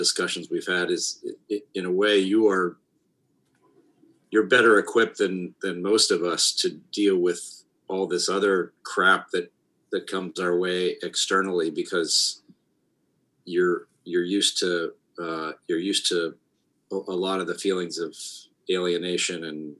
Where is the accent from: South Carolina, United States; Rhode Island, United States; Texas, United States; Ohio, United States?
Ohio, United States; we grew up in Ohio